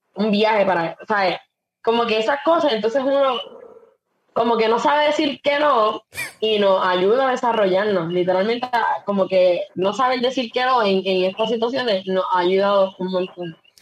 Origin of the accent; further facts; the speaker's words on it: Las Marías, Puerto Rico; yo soy del de Pueblo de las Marías, un pueblo en la montaña, eh, siempre he vivido aquí, siempre he sido de aquí